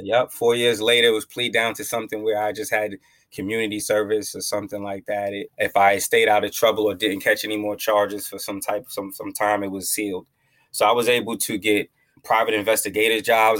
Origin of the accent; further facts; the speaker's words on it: Long Island, New York, United States; I'm from I'm from Long Island, New York, Strong Island